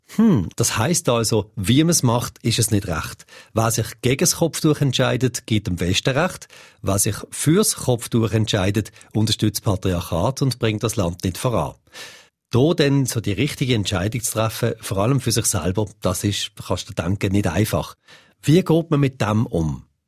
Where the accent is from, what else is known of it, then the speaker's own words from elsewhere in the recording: Switzerland; bei uns in der Schweiz